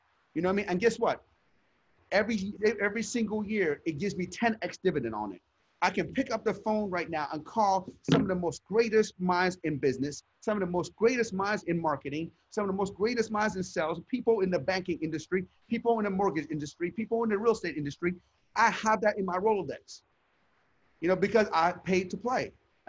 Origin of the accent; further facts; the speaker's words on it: Sharon, Pennsylvania, United States; I was a knucklehead. I grew up in Sharon, Pennsylvania. And I told you outside the store was pimps, prostitutes, and drug dealers.